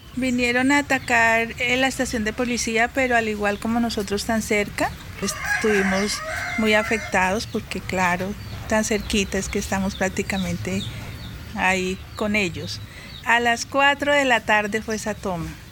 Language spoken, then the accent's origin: Spanish; Algeciras, Huila, Colombia; moved away; also born or lived in Bogotá; nací acá en Algeciras y tengo 52 años.